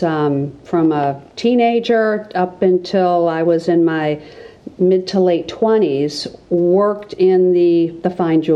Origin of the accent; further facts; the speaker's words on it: Waukesha, Wisconsin, United States; moved away as an adult; now in Portland, United States; I'm originally from Waukesha, Wisconsin